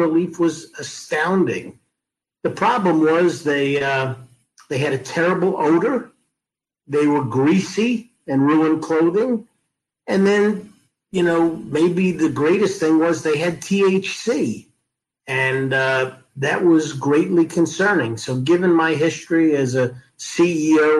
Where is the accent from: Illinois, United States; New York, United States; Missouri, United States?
New York, United States; Levittown; I was the son of a mailman, Levittown, New York